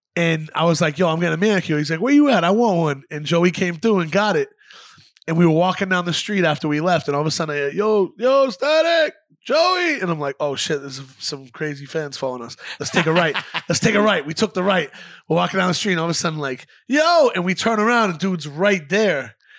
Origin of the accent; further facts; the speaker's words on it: Boston, Massachusetts, United States; also born or lived in New Hampshire / Lawrence, Massachusetts; I'm from Boston. I'm from New England. I lived in New Hampshire, Lawrence, Boston, all over the place